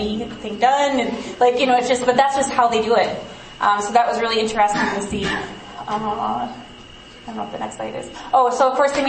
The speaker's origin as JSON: {"language": "English", "country": "United States", "said": "as an American"}